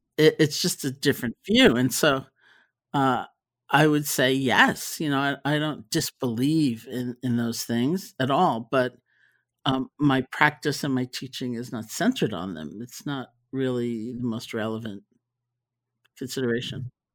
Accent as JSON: {"language": "English", "town": "New York City", "region": "New York", "country": "United States", "tie": "born or raised there", "said": "I grew up in New York City, and I'm a product of the New York City public school system"}